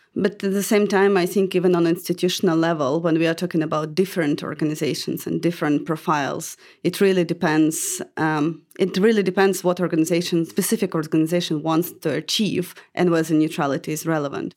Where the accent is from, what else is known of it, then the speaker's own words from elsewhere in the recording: Dnipro, Dnipropetrovsk Oblast, Ukraine; moved away as an adult; I'm Ukrainian, and I was born in Dnipro, which is southeast of the country.